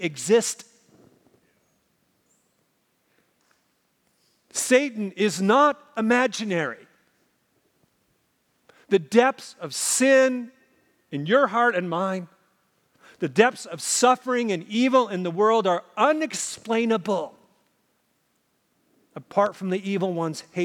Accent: Minnesota, United States; moved away; where I grew up in Minnesota

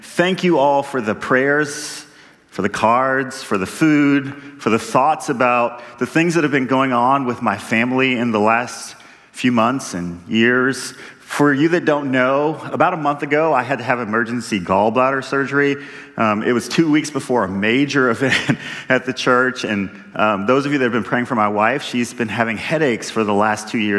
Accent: Texas, United States; I'm a Texan

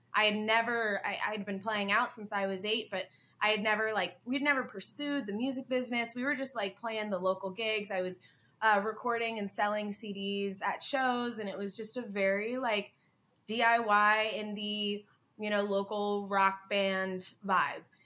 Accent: Hilton Head Island, South Carolina, United States; I, I, come from Hilton Head Island, South Carolina. I was born and raised down there

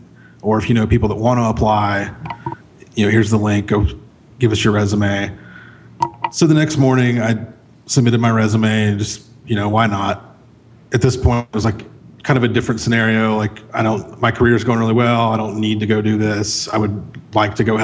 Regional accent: Central Florida, United States; moved away as an adult; now in Chattanooga, United States; I grew up in Central Florida, but I'd gone to college here

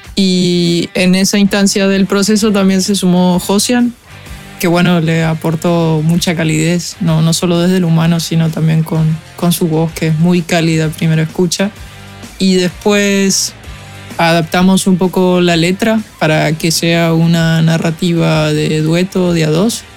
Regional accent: Argentina; Soy una cantautora argentina

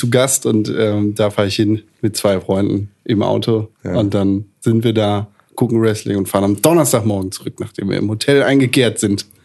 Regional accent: Northern Germany, Germany; wir kommen aus Norddeutschland, wir haben keine Ahnung von eurem dummen Karneval

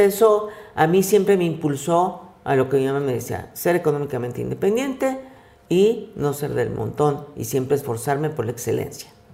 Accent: Mexico; Soy mexicana de una familia de clase media

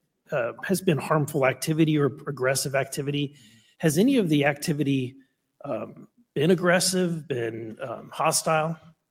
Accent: Missouri, United States; And I think that's because I'm from Missouri.

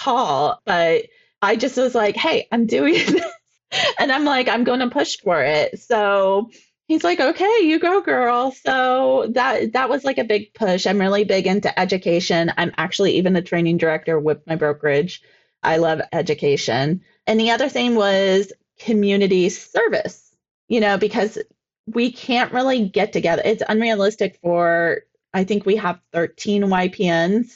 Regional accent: Ashtabula, Ohio, United States; I'm from that area. I'm from Ashtabula, Ohio

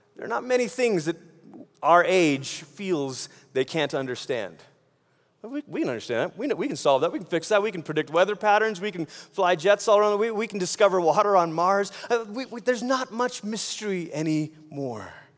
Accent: Malaysia; moved away; I grew up in Malaysia

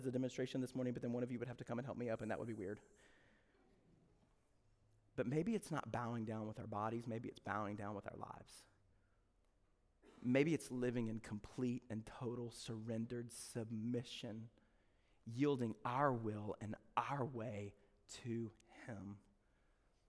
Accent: the South, United States; we're from the South

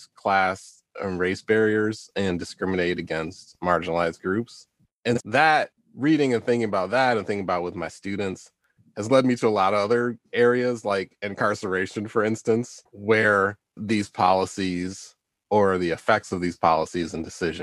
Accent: Detroit, Michigan, United States; I live in Detroit. I grew up in Detroit.

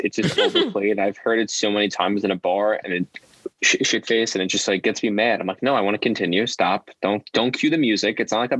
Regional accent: New York City, New York, United States; I'm also from Staten Island

